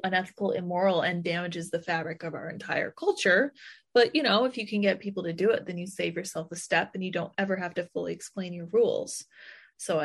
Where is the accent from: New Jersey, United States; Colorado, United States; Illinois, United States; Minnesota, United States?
Colorado, United States; I'm from Colorado